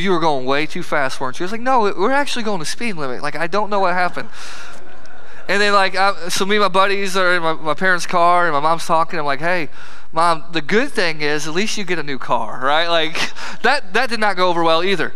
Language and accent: English; Herscher, Illinois, United States; I'm from Hersher, Illinois